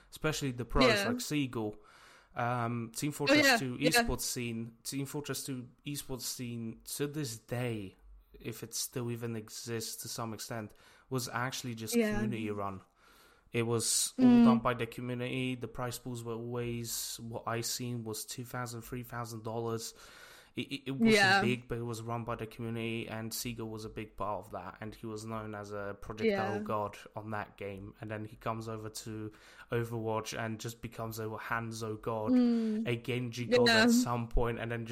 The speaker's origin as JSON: {"language": "English", "country": "Poland", "moved": "yes", "lives_now": "United Kingdom", "said": "I am from Poland, and I lived in Poland for a very long time"}